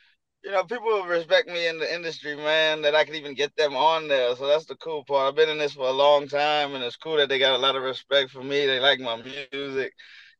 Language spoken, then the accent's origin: English; Houston, Texas, United States; I'm from Houston